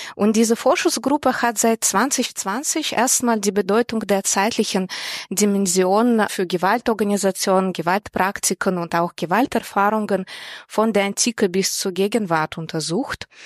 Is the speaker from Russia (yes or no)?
yes; Russia; moved away as an adult; also born or lived in Moscow, Russia / Berlin, Germany; now in Hamburg, Germany; Ursprünglich komme ich aus Russland und habe in Moskau Journalistik studiert